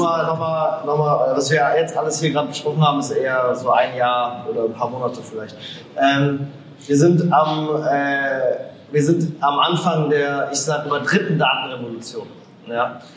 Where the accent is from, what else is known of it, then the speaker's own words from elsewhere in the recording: Germany; als Deutsche, als Europäer